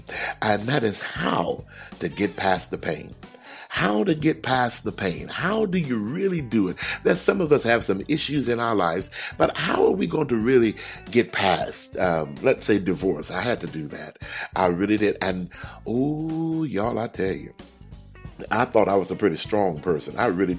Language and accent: English; Texas, United States; I grew up in Texas, and Texas is it's not the largest state, but it's one of the largest. Everything is big in Texas.